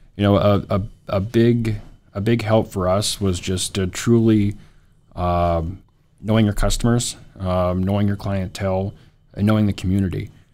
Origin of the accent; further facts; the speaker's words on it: Williston, North Dakota, United States; also born or lived in Grand Forks, North Dakota; born and raised in Williston